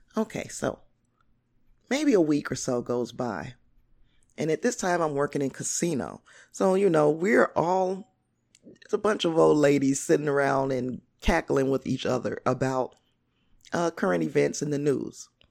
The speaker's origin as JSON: {"language": "English", "town": "Gary", "region": "Indiana", "country": "United States", "tie": "born or raised there", "said": "I grew up in the Glen Park area."}